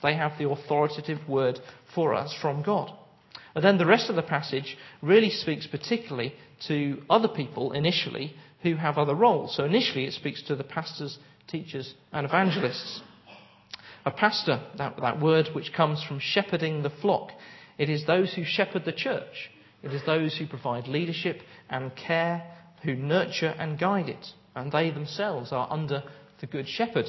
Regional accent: United Kingdom; we're British

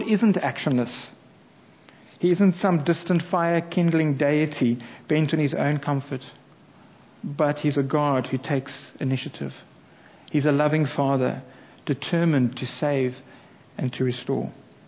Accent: South Africa; now in England; as a South African

